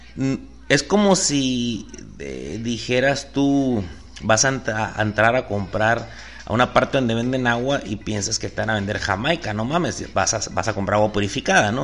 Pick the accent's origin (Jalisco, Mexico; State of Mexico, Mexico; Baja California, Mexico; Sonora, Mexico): Sonora, Mexico; soy mexicano